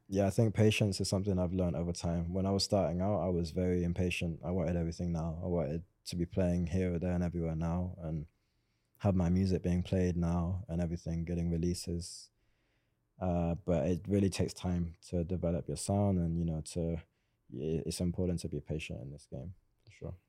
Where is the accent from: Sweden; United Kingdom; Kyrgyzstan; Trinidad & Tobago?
United Kingdom; Swindon, South West England; I'm actually from Swindon